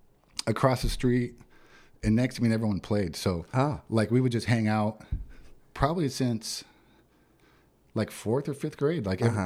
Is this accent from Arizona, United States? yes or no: yes; Yuma, Arizona, United States; born or raised there